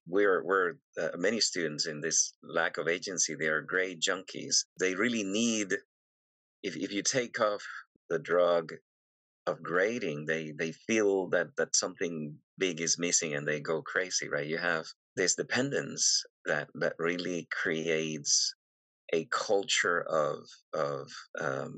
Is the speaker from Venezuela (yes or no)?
yes; Venezuela; moved away; I'm originally from Venezuela